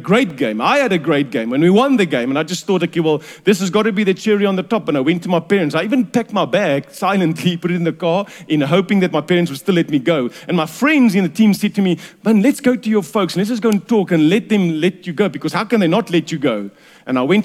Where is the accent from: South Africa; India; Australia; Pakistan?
South Africa; Durban, KwaZulu-Natal; I was raised in Durban